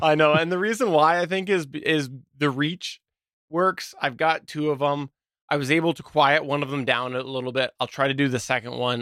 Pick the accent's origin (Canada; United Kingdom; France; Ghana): Canada; I'm Canadian